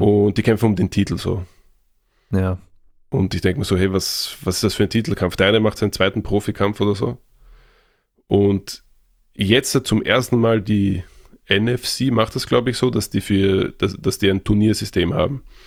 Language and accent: German; Vienna, Austria; bei uns in Wien